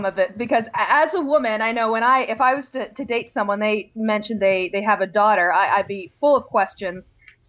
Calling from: Toronto, Ontario, Canada; from Toronto.

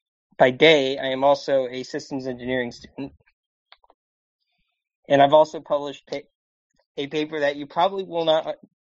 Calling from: Annapolis, Maryland, United States

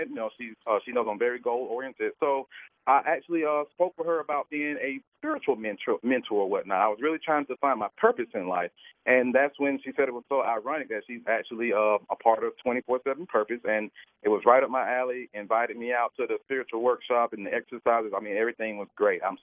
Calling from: Atlanta, Georgia, United States; I'm in Atlanta, Georgia.

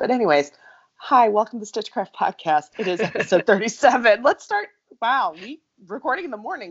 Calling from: Minnesota, United States; I'm recording from Minnesota, because guess what? We got our first big snow.

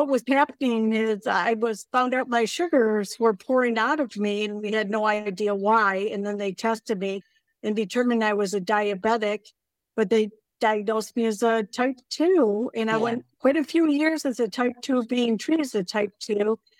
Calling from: Bellingham, Washington, United States; Bellingham, Washington.

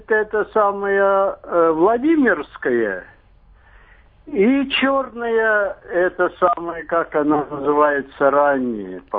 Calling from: Moscow Oblast, Russia; Я из Подмосковья.

